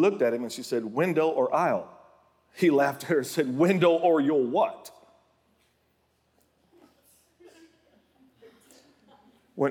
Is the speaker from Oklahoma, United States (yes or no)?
yes; Oklahoma, United States; my home state of Oklahoma